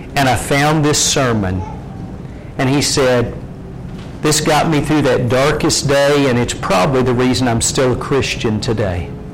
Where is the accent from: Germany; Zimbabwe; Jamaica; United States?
United States; Lindsay, Oklahoma; When I was a kid growing up in Lindsay, Oklahoma